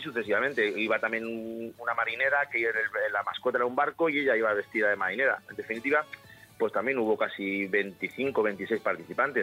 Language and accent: Spanish; Malagón, Castilla-La Mancha, Spain; mi pueblo